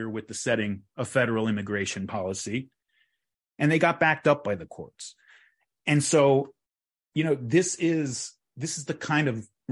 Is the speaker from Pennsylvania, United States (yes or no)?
no; California, United States; I'm from California.